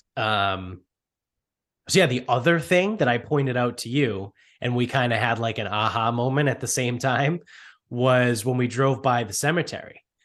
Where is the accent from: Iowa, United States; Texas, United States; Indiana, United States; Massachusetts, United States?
Massachusetts, United States; Medford; we grew up in Medford